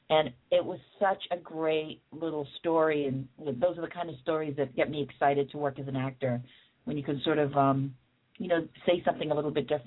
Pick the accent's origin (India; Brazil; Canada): Canada; also born or lived in England; I was born in England, and um, my parents are Jamaican, but I'm I'm Canadian at heart because I I lived there from pretty much the age of 12 to 25.